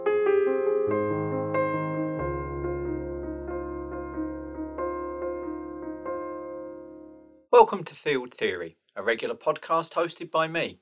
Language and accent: English; United Kingdom; I am British and currently I'm living near Rugby